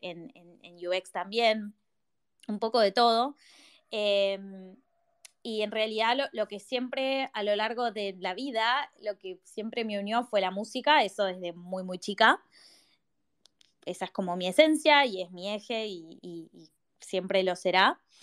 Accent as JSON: {"language": "Spanish", "region": "Buenos Aires", "country": "Argentina", "said": "yo soy de Buenos Aires"}